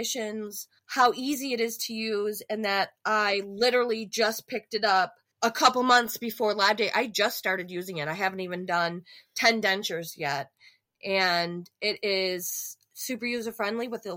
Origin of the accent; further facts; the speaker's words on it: Buffalo, New York, United States; moved away; We're from Buffalo